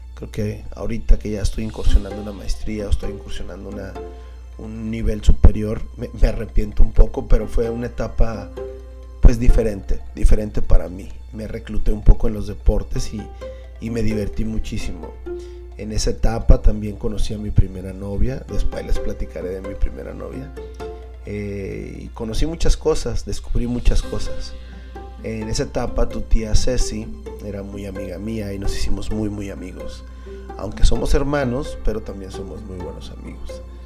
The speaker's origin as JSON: {"language": "Spanish", "town": "Tijuana", "region": "Baja California", "country": "Mexico", "tie": "born or raised there", "said": "Yo nací aquí en Tijuana."}